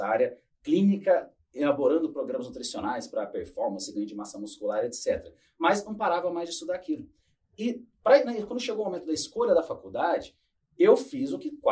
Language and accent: Portuguese; Nova Fátima, Paraná, Brazil; born there; also born or lived in Cornélio Procópio / Londrina; Então, eu nasci em Nova Fátima, já fui para Cornélio Procópio, depois já fui parar